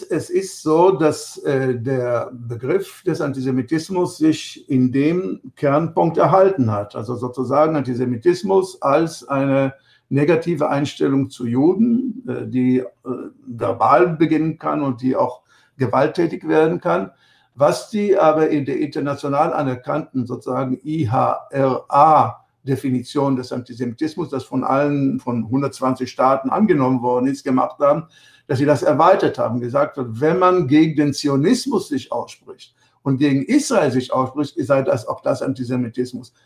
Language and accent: German; Germany; Ich war in den 60er Jahren, bin ich in Deutschland aufgewachsen